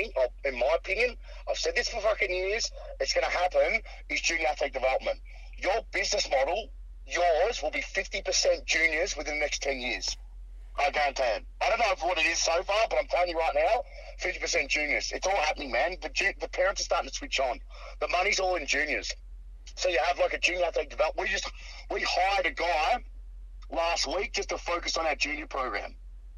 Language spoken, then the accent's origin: English; Australia; I'm Australian